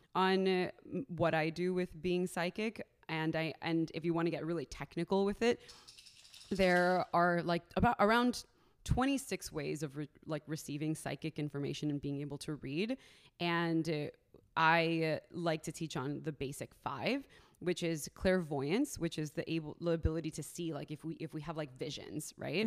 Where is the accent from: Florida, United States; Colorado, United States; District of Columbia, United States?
Florida, United States; Miami; moved away; originally, I'm from Miami, Florida. Uh, I am Colombian, so I'm first generation American